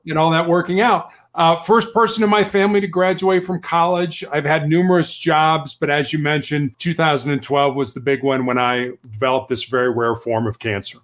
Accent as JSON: {"language": "English", "town": "Chicago", "region": "Illinois", "country": "United States", "tie": "born or raised there", "also_born_or_lived": "Charleston, South Carolina", "said": "I was born and raised in Chicago, Illinois"}